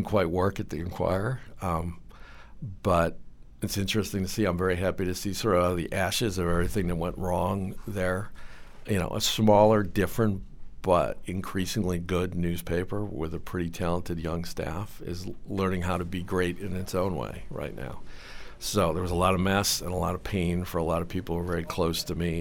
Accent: Cleveland, Ohio, United States; I grew up in Cleveland, Ohio

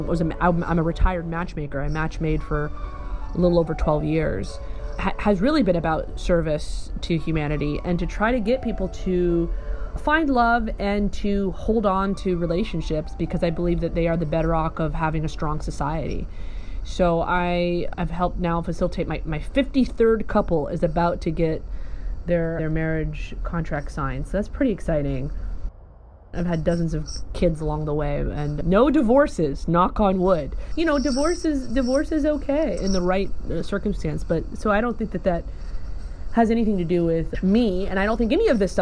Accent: the South, United States; also born or lived in Kentucky / Alabama; I grew up in the South

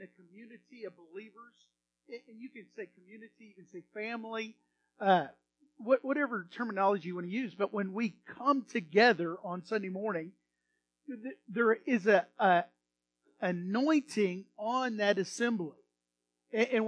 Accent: Texas, United States; accent: Texan; being an American from Texas

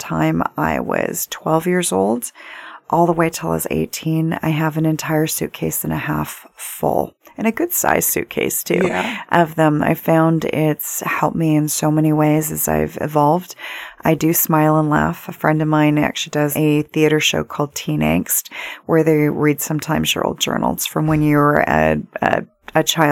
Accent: Vancouver, British Columbia, Canada; Growing up in Vancouver, my dad used to be senior assistant managing editor of Vancouver Sun

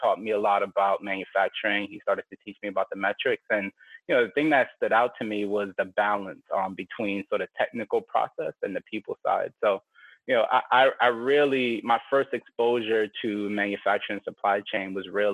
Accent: New York, United States; moved away; Growing up in New York

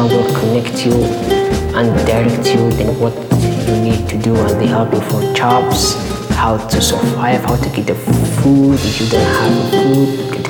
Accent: Somalia; now in Anchorage, United States; We're not from here. We're from Africa. So summer here is winter in Somalia.

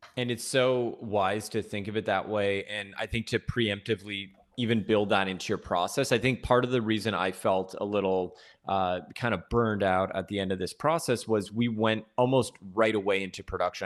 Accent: Toronto, Ontario, Canada; moved away as an adult; now in Los Angeles, United States; originally I'm from Toronto. I grew up there and then, uh, moved here to L A almost exactly seven years ago

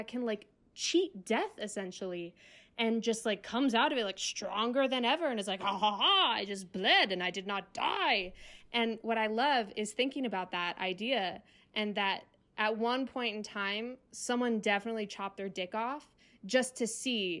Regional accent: Ocean City, New Jersey, United States; I grew up in Ocean City, New Jersey, South Jersey.

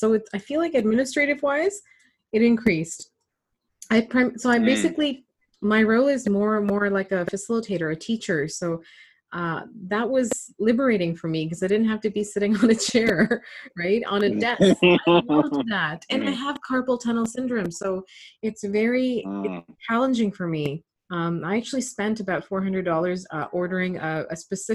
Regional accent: Toronto, Ontario, Canada; I grew up in Scarborough

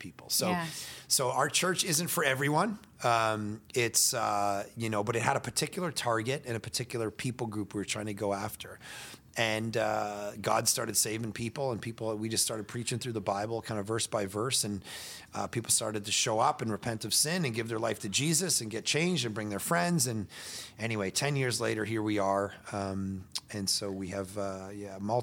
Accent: just outside of Toronto, Ontario, Canada; moved away as an adult; also born or lived in Vancouver; Canadian. Yeah. I grew up just outside of Toronto

